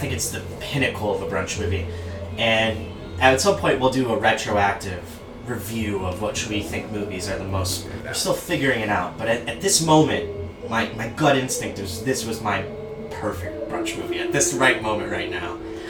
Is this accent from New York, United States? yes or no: no; Michigan, United States; We're from Michigan.